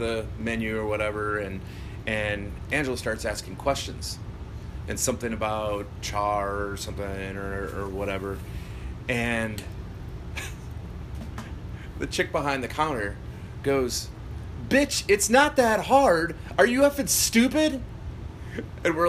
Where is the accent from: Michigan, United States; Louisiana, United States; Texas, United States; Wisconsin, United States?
Wisconsin, United States; Milwaukee; I'm from Milwaukee